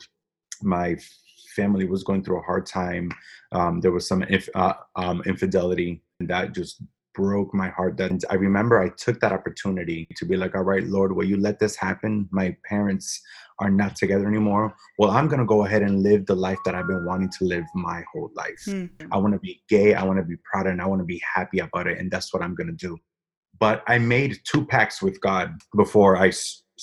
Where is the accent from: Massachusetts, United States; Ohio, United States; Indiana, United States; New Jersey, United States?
Massachusetts, United States; Natick; also born or lived in Framingham, Massachusetts; I was born and raised in Massachusetts, Natick, Massachusetts